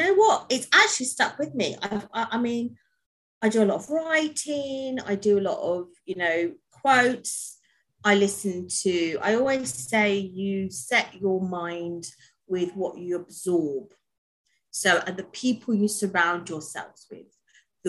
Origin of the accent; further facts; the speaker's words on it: London, United Kingdom; raised in London. Basically, I'm British.